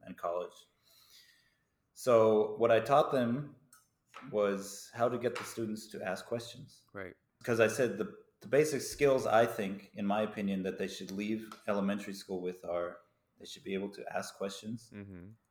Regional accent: United States; moved away as an adult; now in Taiwan; as an American because I grew up in America

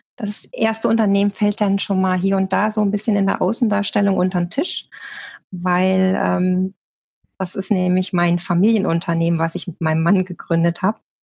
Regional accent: Bergisch Gladbach, North Rhine-Westphalia, Germany; also born or lived in northern Germany / Hildesheim; now in Leonberg, Germany; ich komme nämlich auch aus Nordrhein-Westfalen. Ja. Ähm, aber nicht aus dem Ruhrgebiet, so wie du, sondern aus Bergisch Gladbach

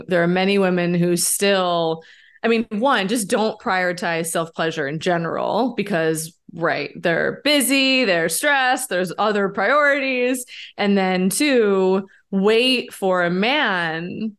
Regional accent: New York, United States; Well, so I grew up in New York and we had two classes when I was in eighth grade

